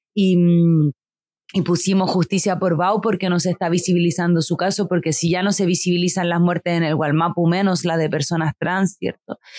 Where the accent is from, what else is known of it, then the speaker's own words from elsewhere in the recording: Santiago, Santiago Metropolitan Region, Chile; moved away as an adult; yo viví toda mi vida en Santiago, como que soy una persona muy santiaguina